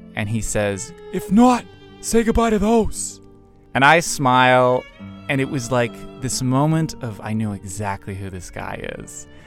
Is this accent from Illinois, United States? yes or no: no; Massachusetts, United States; moved away as an adult; now in Los Angeles, United States; I'm from Massachusetts originally and grew up there for the most part. Moved to Los Angeles two years ago